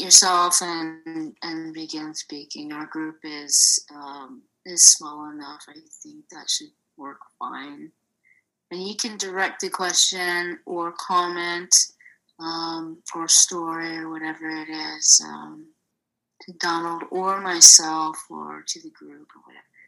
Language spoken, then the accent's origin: English; Bay Area, California, United States; moved away as an adult; also born or lived in Oakland; I am born and raised in the Bay Area. Lived there my whole life